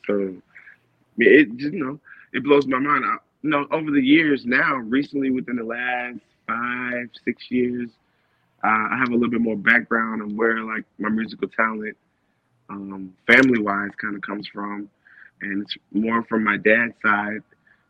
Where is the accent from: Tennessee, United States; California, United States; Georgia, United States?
Tennessee, United States; Memphis; I was in Memphis majority of the time. I didn't really live in Nashville, but traveled there a lot, definitely for work. But mainly lived in Memphis for sure.